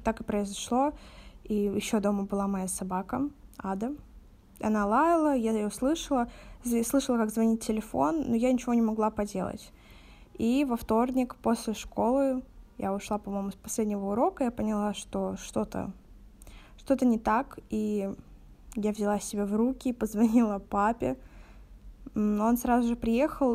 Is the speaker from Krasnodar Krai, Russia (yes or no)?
yes; Novorossiysk, Krasnodar Krai, Russia; мне 18, и я из города Новороссийска